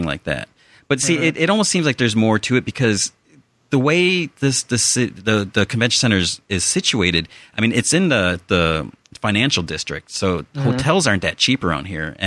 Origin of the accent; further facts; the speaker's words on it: Chicago, Illinois, United States; moved away; I'm originally from Chicago, the Chicago area, suburbs.